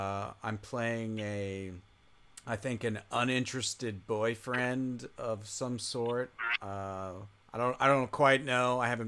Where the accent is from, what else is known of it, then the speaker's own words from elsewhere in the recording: upstate New York, United States; My heart goes back to upstate New York because it's where I'm from.